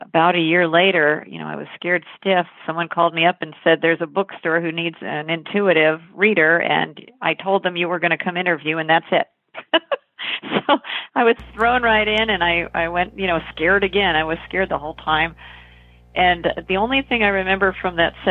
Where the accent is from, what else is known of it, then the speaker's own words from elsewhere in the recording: Northern Virginia, United States; I grew up in Virginia, Northern Virginia, near Washington, D.C.